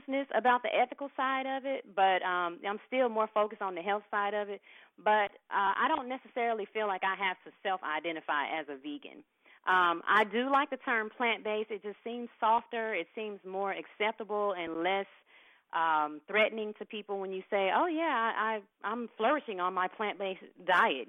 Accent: Mississippi, United States; moved away; I'm a Southern girl. I'm originally from Mississippi.

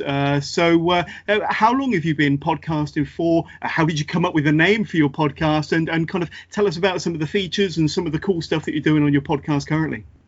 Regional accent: United Kingdom; I'm a fellow Brit

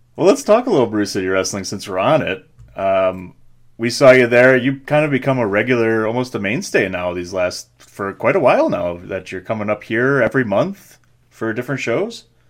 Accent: Milwaukee, Wisconsin, United States; I'm born and raised and still live in Milwaukee

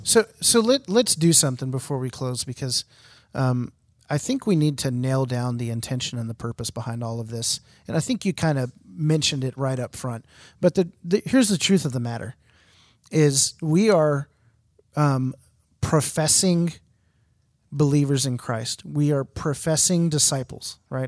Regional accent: Houston, Texas, United States; I'm from Houston

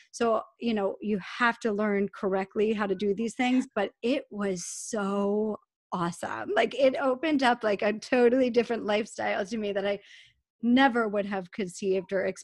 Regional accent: New York, United States; I come from Long Island, New York.

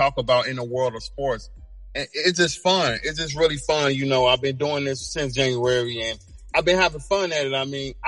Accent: Chicago, Illinois, United States; I'm originally from Chicago, Illinois. I'm from the South Side.

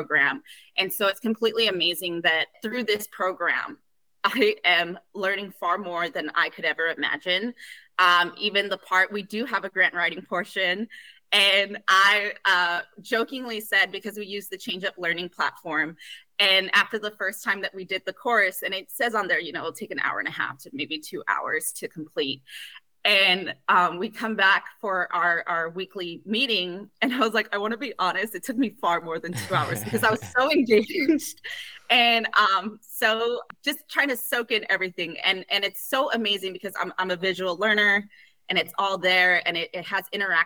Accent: Los Angeles, California, United States; I am from the communities I serve. I am from East Los Angeles

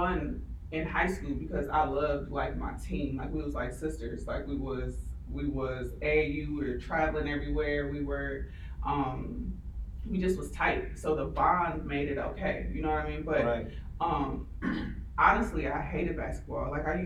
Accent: Milwaukee, Wisconsin, United States; moved away as an adult; now in Houston, United States; I'm from Milwaukee, Wisconsin.

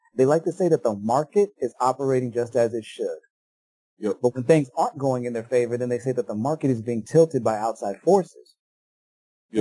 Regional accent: United States; as a Yankee, as an American, as a, as a citizen of the United States

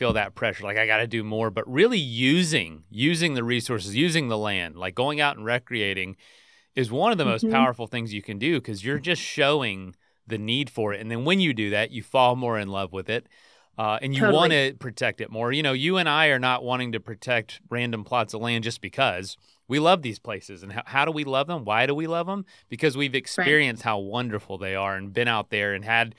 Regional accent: Frostproof, Florida, United States; I grew up in Frostproof

